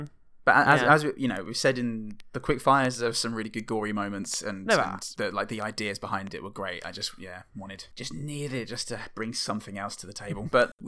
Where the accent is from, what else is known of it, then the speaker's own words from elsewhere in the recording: United States; I'm an American.